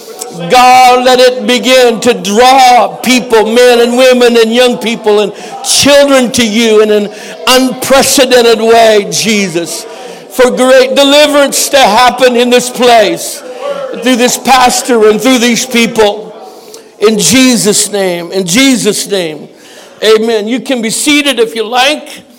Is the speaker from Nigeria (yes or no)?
no; Canada; I'm a Canadian